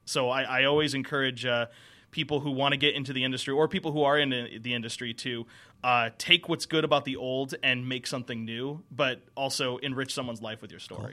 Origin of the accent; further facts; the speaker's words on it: Connecticut, United States; now in Atlanta, United States; I'm originally from the Northeast